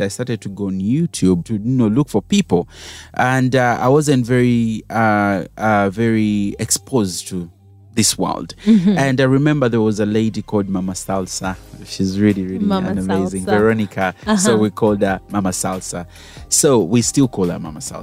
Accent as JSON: {"language": "English", "country": "Uganda", "said": "I was Ugandan"}